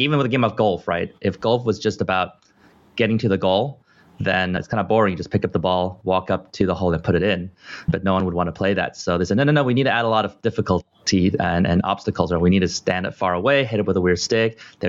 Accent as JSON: {"language": "English", "region": "California", "country": "United States", "tie": "born or raised there", "also_born_or_lived": "Taiwan", "said": "I was born in Taiwan and I was little. I lived here for 5 years, so have some relatives and people I still remember. But I think the U.S. and specifically California is my core home."}